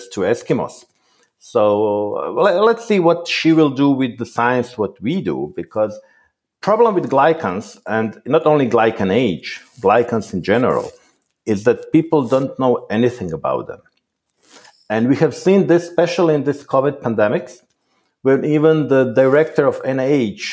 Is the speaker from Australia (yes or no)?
no; Croatia; I was born in Croatia